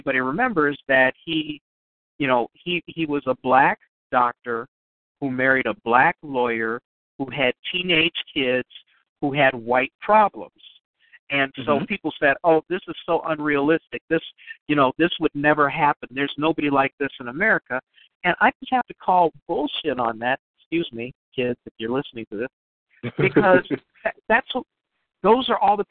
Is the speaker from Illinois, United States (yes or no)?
yes; Chicago, Illinois, United States; I grew up around the University of Chicago area in Chicago